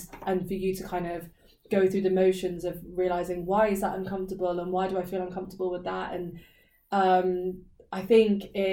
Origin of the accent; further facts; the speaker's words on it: Reading, South East England, United Kingdom; I'm the UK, England, Reading.